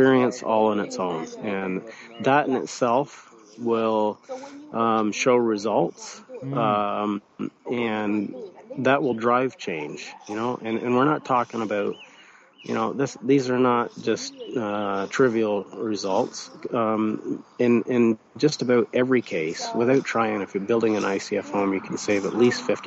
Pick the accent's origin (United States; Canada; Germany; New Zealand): Canada; that's my home country